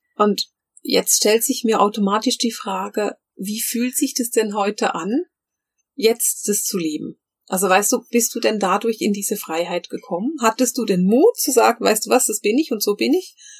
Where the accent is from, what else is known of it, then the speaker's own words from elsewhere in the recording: Bern, Switzerland; ich bin ja in Bern groß geworden